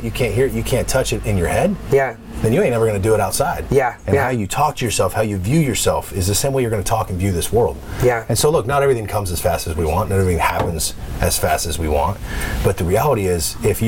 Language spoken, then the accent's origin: English; Woodinville, Washington, United States; also born or lived in Humble, Texas / Northern California; I grew up in a place called Woodinville for like elementary school.